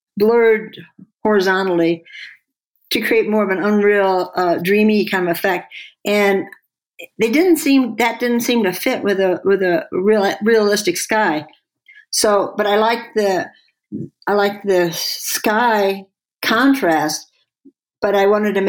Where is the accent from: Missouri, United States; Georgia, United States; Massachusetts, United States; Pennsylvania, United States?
Missouri, United States; St. Louis; now in Santa Fe, United States; when I was a kid, I grew up in St. Louis in a suburb